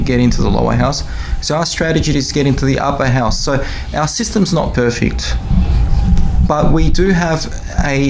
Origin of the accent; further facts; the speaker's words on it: Melbourne, Victoria, Australia; also born or lived in Soviet Union; I was born in the Soviet Union, came here to Australia at a young age.